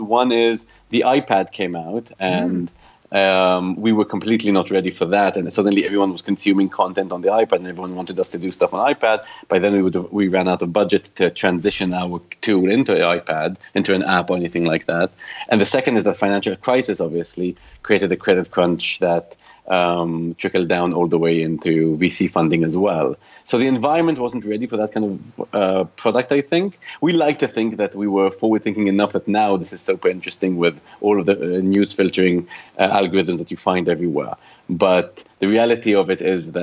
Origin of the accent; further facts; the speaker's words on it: Israel; moved away as an adult; also born or lived in United Kingdom; now in London, United Kingdom; I founded Bubbles with my best friend back home in Israel